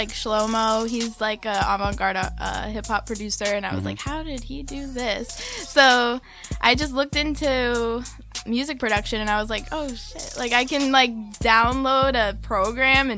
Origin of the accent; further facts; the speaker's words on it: Smithfield, Rhode Island, United States; now in Providence, United States; I'm from Smithfield, but I live in Providence now.